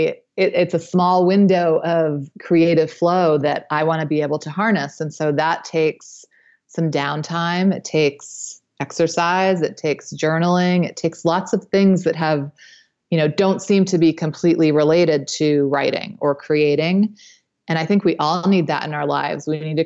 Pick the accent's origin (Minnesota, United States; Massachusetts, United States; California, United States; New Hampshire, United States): New Hampshire, United States; Well, I grew up in New Hampshire, and that's where I met my husband.